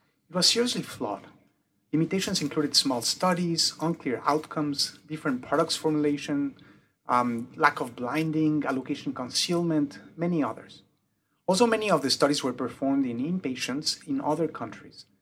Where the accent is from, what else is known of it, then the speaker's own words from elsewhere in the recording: Mexico; first language French; English is a second language; also born or lived in United Kingdom; now in Cincinnati, United States; I was born in the UK. My mother's tongue is French, and I grew up in Mexico. Hence the weird accent.